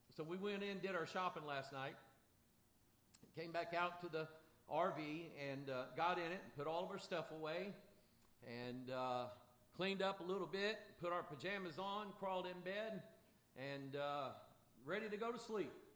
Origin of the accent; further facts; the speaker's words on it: Pine Bluff, Arkansas, United States; moved away; I'm an Arkansasier. I don't know if y'all know that or not. I was born in Pine Bluff, Arkansas